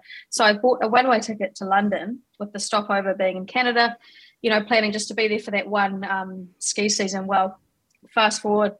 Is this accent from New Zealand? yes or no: yes; New Zealand; also born or lived in Gisborne, New Zealand / Hawke's Bay, New Zealand; So I was born in Gisborne in the North Island of New Zealand. And I moved, so started schooling there and then ended up finishing my school years in Hawke's Bay.